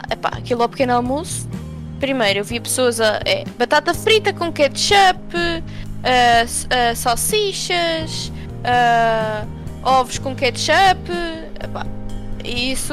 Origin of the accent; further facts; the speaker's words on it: Portugal; now in United States; sou de Portugal